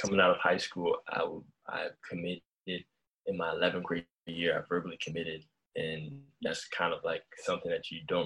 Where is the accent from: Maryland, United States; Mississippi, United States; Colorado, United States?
Maryland, United States; Germantown; also born or lived in Bronx, New York; Then I moved to Maryland, Germantown, Maryland, and that's where I was raised.